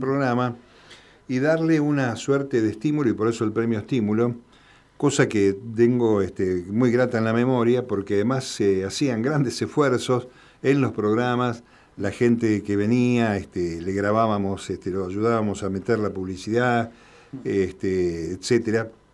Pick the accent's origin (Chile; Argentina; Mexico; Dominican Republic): Argentina; also born or lived in La Plata / Mendoza / Quilmes; todos los argentinos